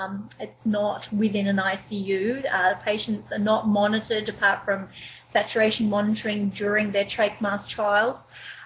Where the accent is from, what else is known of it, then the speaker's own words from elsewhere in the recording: Wellington, New Zealand; also born or lived in Manchester, United Kingdom / Australia; now in Canada; Well, actually, I was born in Manchester, in the UK. But I carry a New Zealand passport. But I lived in Australia for 7 years before I moved to Canada.